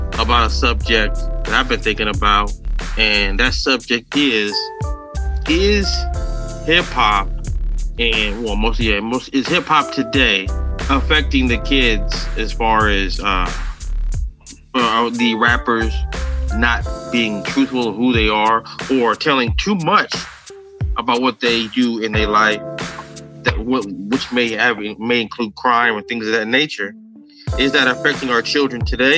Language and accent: English; the Bay Area, California, United States; I'm from the Bay